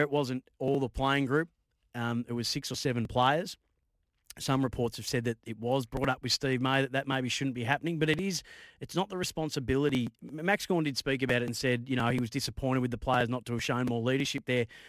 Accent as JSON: {"language": "English", "town": "Bendigo", "region": "Victoria", "country": "Australia", "tie": "born or raised there", "said": "I grew up in Bendigo"}